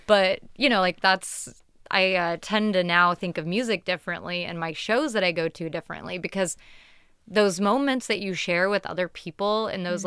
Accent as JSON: {"language": "English", "town": "Tucson", "region": "Arizona", "country": "United States", "tie": "born or raised there", "said": "As like a kid growing up in Tucson"}